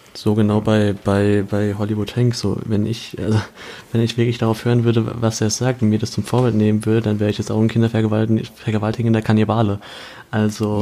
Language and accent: German; Kaiserslautern, Rhineland-Palatinate, Germany; meine Heimatstadt Kaiserslautern